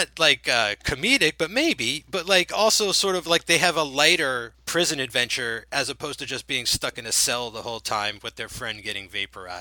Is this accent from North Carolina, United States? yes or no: no; New Jersey, United States; we're both from New Jersey